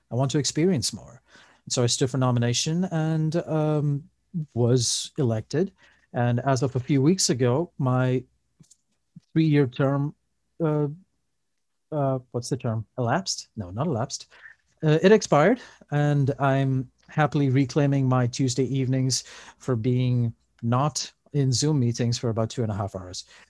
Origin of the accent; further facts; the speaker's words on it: Dubai, United Arab Emirates; moved away as an adult; also born or lived in Pittsfield, Massachusetts; now in Lynnwood, United States; I was born in Dubai, and we went to the Roman Catholic Church there